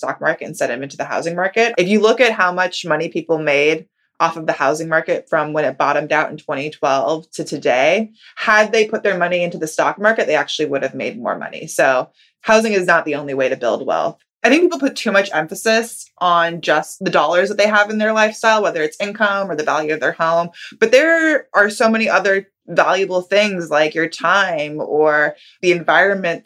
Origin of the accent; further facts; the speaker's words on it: California, United States; I grew up in California